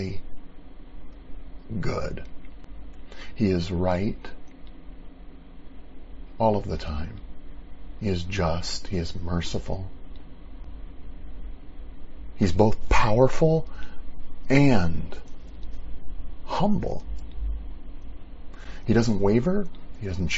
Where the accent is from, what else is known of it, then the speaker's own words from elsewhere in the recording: United States; here in America as an American